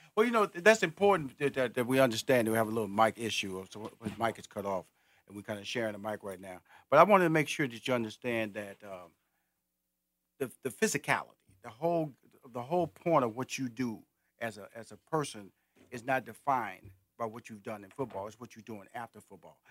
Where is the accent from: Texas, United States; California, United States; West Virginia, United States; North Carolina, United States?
Texas, United States; Houston; I'm from Houston, Texas.